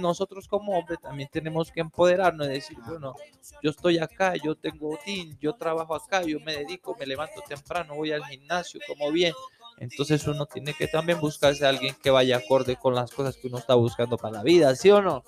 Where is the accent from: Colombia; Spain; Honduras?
Colombia; Tumaco, Nariño; moved away; also born or lived in Ecuador; nací en Tumaco